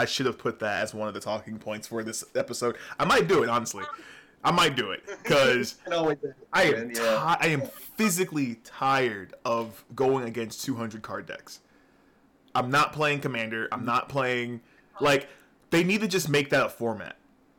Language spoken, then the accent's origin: English; New York, United States; accent: northern; now in Georgia, United States; I wasn't born in Georgia. Really? No. I was born in New York.